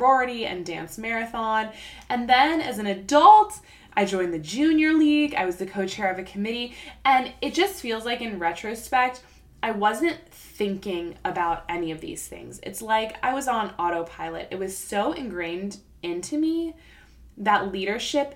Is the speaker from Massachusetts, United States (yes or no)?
no; South Florida, United States; moved away as an adult; I grew up in South Florida